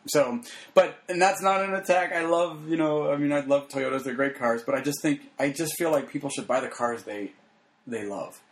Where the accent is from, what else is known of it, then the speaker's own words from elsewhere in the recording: Phoenix, Arizona, United States; I grew up in Arizona.